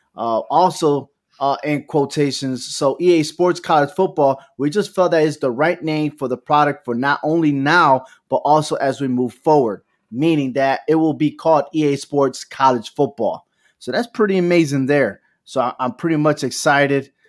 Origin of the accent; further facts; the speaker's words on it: New Britain, Connecticut, United States; Central Connecticut State University is from my hometown, New Britain, Connecticut